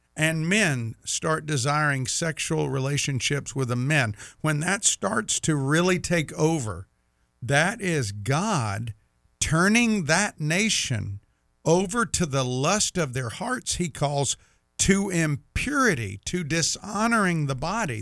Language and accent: English; Meridian, Mississippi, United States; I grew up with Tim in Meridian, Mississippi